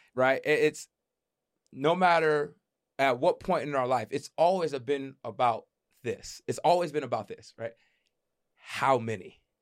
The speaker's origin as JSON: {"language": "English", "country": "United States", "said": "as black men growing up in America"}